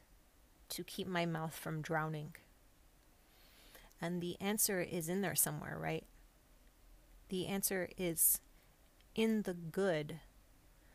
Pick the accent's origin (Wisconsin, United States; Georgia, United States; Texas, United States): Texas, United States; El Paso; my hometown of El Paso, Texas.